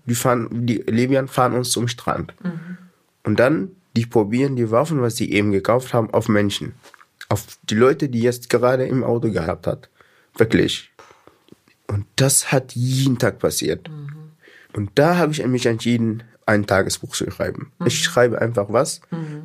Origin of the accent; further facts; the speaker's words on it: Sudan; German is a second language; moved away as an adult; also born or lived in Egypt / Libya; now in Eime, Germany; dann bin ich dann von Sudan nach Ägypten geflohen